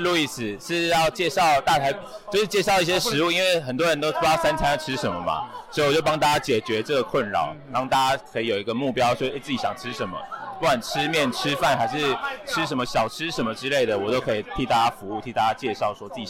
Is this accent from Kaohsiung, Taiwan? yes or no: no; Taipei, Taiwan; 家乡，我是台北人，